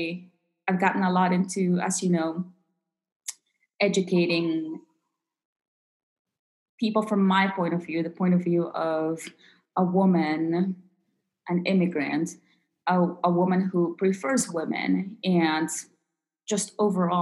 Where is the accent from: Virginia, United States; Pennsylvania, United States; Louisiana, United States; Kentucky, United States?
Virginia, United States; DC area of; moved away as an adult; also born or lived in Peru / Utah; I was born in Peru and grew up in the DC area of Virginia here in the United States